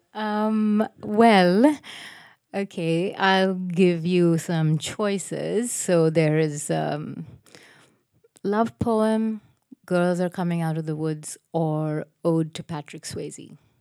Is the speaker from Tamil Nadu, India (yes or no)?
yes; Chennai, Tamil Nadu, India; also born or lived in United States; when I was growing up in Madras